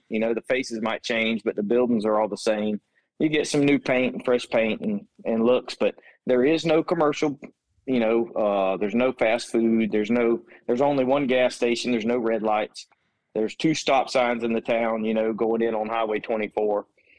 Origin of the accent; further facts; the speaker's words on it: Gainesville, Florida, United States; I grew up in Gainesville. Okay. Yep. That's where I was born and raised, right here.